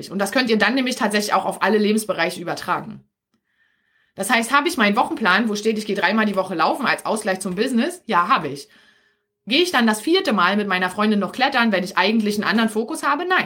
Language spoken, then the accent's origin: German; Berlin, Germany; accent: Berlin dialect; now in Brandenburg, Germany; Also ich bin ja hier in Brandenburg, ja. Ich liebe meinen Berliner Dialekt.